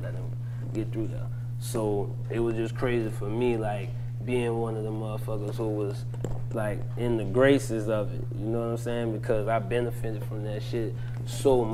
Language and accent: English; New Orleans, Louisiana, United States; I'm from the East. I'm from the East Side